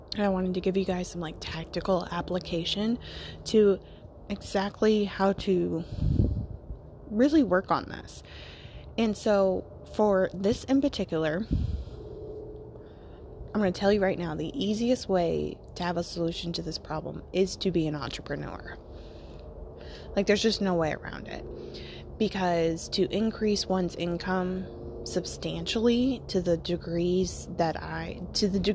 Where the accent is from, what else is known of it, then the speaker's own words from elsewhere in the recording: United States; I'm American